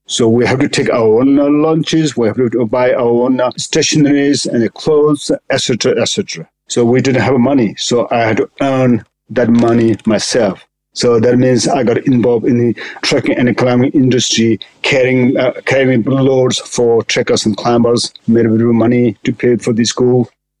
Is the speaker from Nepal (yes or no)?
yes; Lukla, Koshi Province, Nepal; English is a second language; I was born in poor, big family, and when I was little, I mean, there is no school in Lukla.